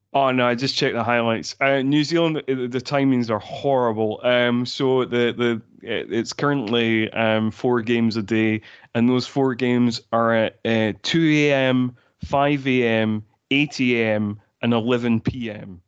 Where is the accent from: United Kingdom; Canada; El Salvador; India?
United Kingdom; Scotland; there were certain parts in Scotland, including my hometown